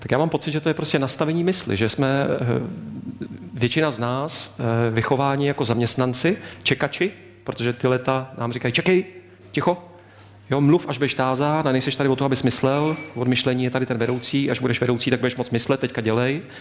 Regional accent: Lanškroun, Pardubice Region, Czechia; mý rodiny v Lančkrouně, já jsem z Lančkrouna, východní cít východních Čech

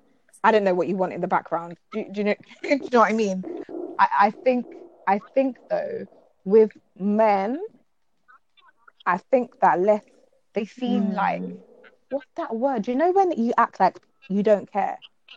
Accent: England, United Kingdom; as a people, I think that in Britain we're more fragmented.

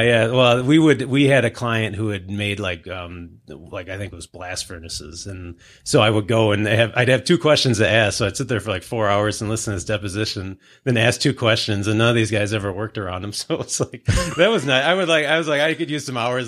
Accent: Livonia, Michigan, United States; I grew up in Livonia. So I, you know, I'm, I'm a local Southeast Michigan guy

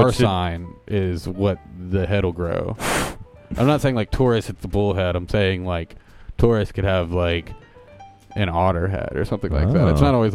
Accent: Houston, Texas, United States; Hey, City Water Radio … from Houston, Texas. Big fan of the show.

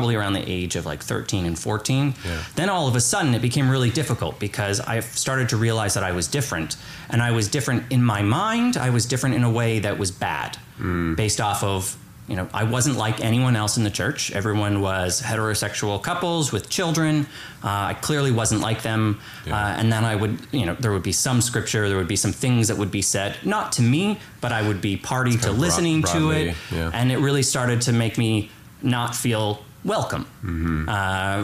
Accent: Kitchener, Ontario, Canada; I grew up in Kitchener-Waterloo, about an hour west of here

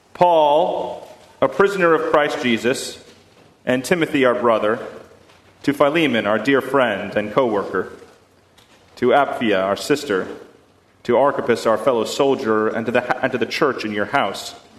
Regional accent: Boston, Massachusetts, United States; I am from Boston, and in Boston, we're, we're, we're notoriously bad drivers

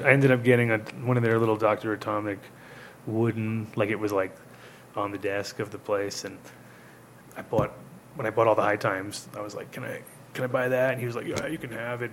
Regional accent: New York, United States; also born or lived in Rhode Island; as a New Yorker

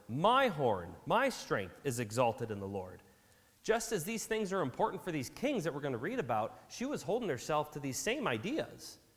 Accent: Wisconsin, United States; we grew up in Wisconsin

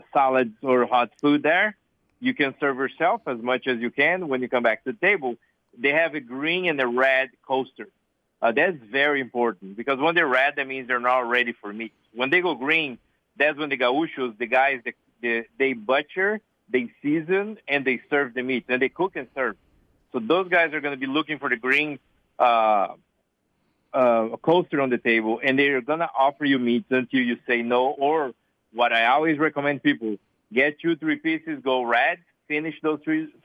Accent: South Brazil, Brazil; English is a second language; moved away as an adult; also born or lived in Atlanta, Georgia, United States; now in Portland, United States; I'm from South Brazil. I'm a original Southern Brazilian. And so I grew up

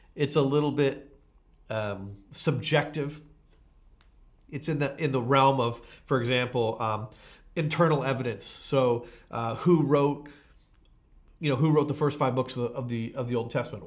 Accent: Canada

